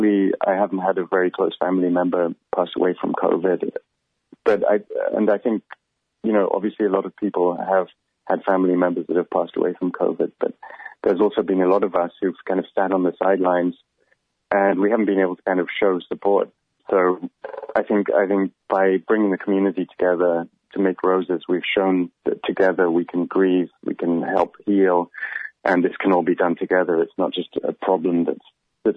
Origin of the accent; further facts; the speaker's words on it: England, United Kingdom; moved away; I'm from England